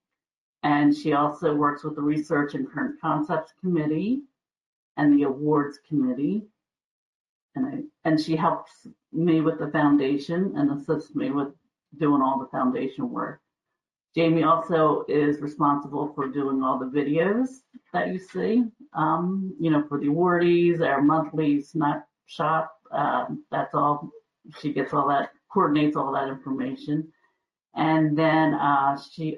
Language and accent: English; Kennett Square, Pennsylvania, United States; also born or lived in Wilmington, Delaware; I was born in Wilmington. I actually live in Pennsylvania. And so I was raised in a place called Kennett Square, Pennsylvania, and I live there today